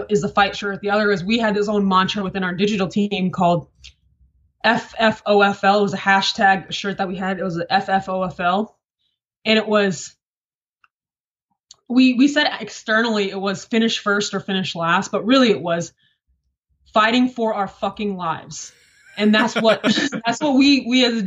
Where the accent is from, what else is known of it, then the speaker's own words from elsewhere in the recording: Dallas, Texas, United States; moved away as an adult; also born or lived in Bristol, Connecticut / Los Angeles; that was my first time officially leaving Dallas again after coming back from college